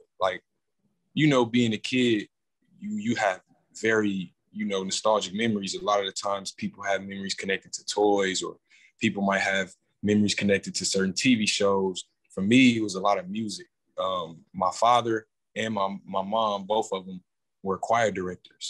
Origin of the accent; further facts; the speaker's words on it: Milwaukee, Wisconsin, United States; born and raised, North Side